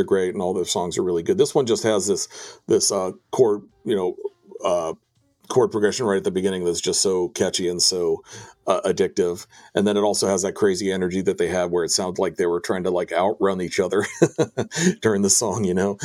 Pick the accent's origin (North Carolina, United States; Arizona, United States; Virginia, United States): Virginia, United States; D.C. area; moved away as an adult; also born or lived in Washington, D.C.; growing up in the Virginia, D.C. area and staying around there for most of college and after college